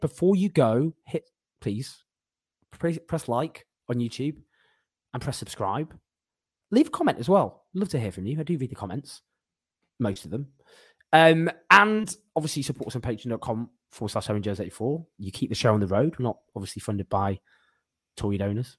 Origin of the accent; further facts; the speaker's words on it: Stockport, North West England, United Kingdom; I am from Stockport